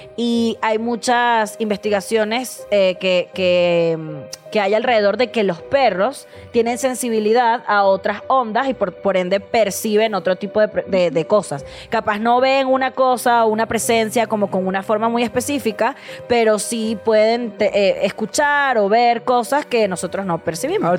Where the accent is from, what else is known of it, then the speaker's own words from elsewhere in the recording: Venezuela; now in Mexico City, Mexico; soy venezolana